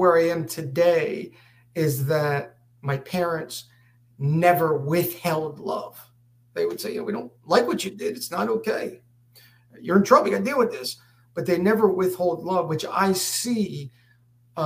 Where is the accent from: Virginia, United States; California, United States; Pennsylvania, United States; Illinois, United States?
Pennsylvania, United States; Harrisburg; moved away as an adult; also born or lived in Texas; I was born and raised in Harrisburg